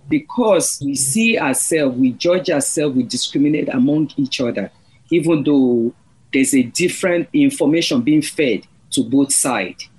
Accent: Nigeria; English is a second language; moved away as an adult; now in United States; I'm from Nigeria. I'm Yoruba.

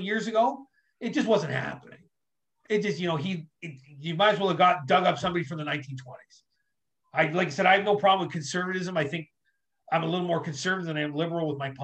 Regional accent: Ontario, Canada; also born or lived in New York, United States; We moved here when I was little

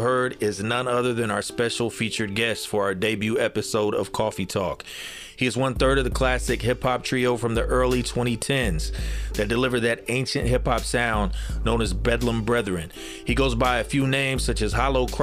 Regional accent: East Central Indiana, United States; I'm from Indiana, from East Central

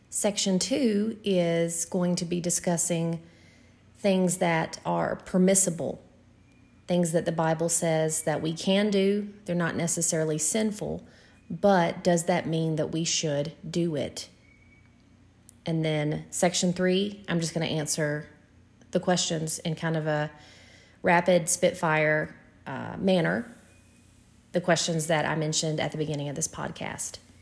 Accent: the South, United States; we're from the South

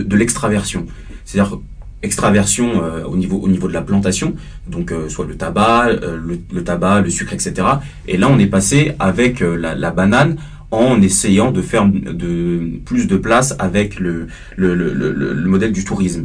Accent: Paris suburbs, Île-de-France, France; Je suis né à Paris, j'ai grandi en banlieue parisienne

